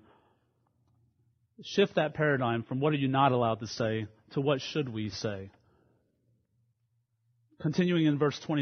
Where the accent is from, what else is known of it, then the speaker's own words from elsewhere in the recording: Baton Rouge, Louisiana, United States; I grew up in Baton Rouge, Louisiana, in a independent fundamental Baptist church there